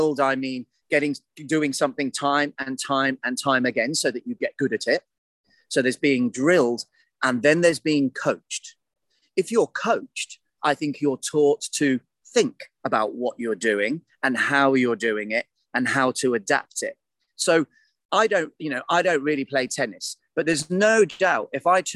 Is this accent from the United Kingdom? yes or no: yes; United Kingdom; I'm British